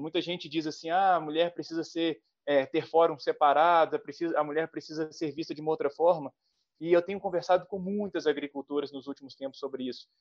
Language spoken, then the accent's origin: Portuguese; Minas Gerais, Brazil; eu sou mineiro